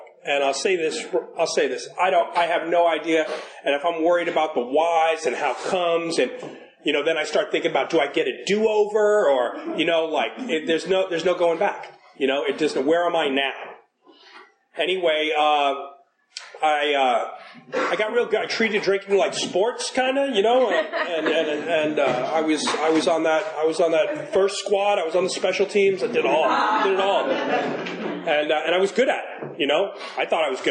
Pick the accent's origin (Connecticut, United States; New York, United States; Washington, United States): New York, United States; New York City; So I was born in New York City. Grew up in the 70s and the 80s